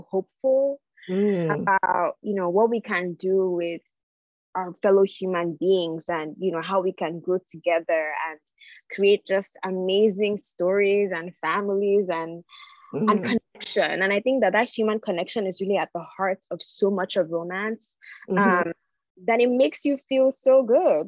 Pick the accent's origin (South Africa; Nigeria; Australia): Nigeria; I'm from Nigeria, but, you know, I'm also American. I have an American passport